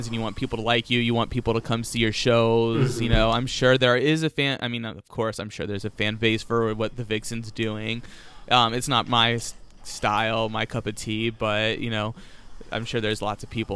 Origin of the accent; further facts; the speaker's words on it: Virginia, United States; growing up in the South, like, in Virginia